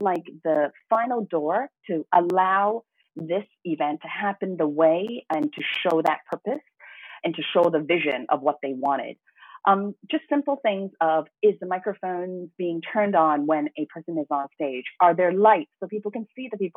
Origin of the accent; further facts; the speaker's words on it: Hong Kong; also born or lived in Toronto, Canada; although I was born in Toronto, Canada, I actually grew up and fell in love with Hong Kong